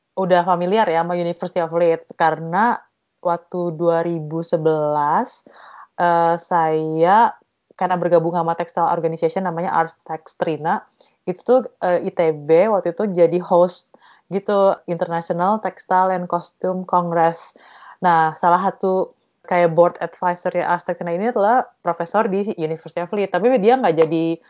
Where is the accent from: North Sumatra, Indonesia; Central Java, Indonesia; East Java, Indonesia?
East Java, Indonesia; saya dari Jawa Timur